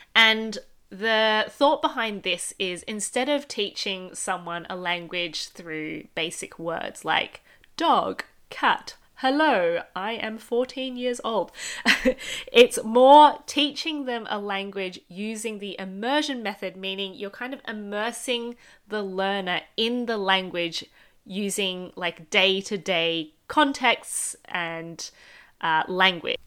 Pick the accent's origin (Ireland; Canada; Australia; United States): Australia; I grew up with two parents who speak Cantonese, but I grew up in Australia.